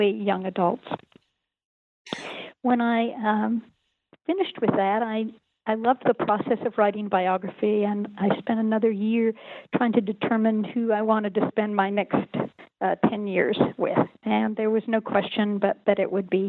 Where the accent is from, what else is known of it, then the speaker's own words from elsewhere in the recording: Northeast Tennessee, United States; I grew up in Northeast Tennessee